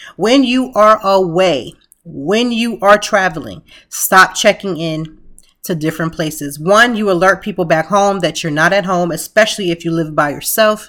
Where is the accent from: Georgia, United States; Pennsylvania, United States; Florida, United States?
Pennsylvania, United States; Lancaster; now in Philadelphia, United States; I'm from Lancaster, a small city